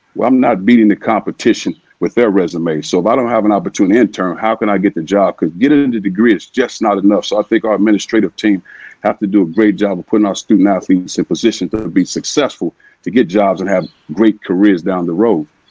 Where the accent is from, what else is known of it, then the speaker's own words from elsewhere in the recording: East St. Louis, Illinois, United States; growing up in East St. Louis